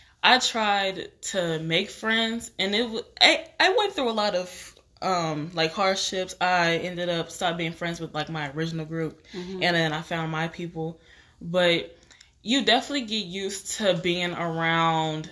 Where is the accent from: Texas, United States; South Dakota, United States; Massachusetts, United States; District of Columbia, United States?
Texas, United States; moved away as an adult; also born or lived in Nashville, Tennessee; I moved all the way from Texas to Tennessee